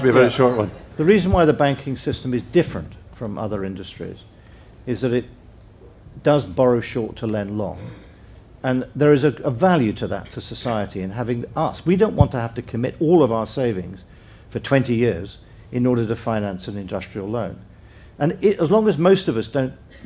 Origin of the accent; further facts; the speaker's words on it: England, United Kingdom; as an Englishman